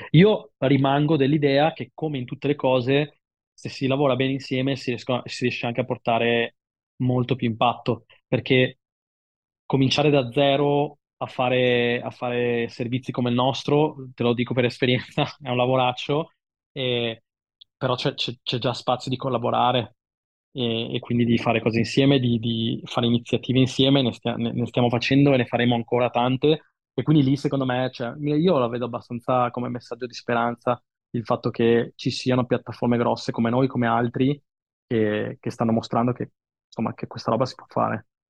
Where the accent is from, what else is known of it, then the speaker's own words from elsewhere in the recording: Milan, Lombardy, Italy; da milanese imbruttito